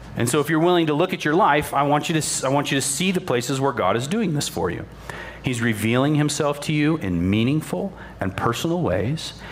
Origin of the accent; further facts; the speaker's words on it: United States; I'm an American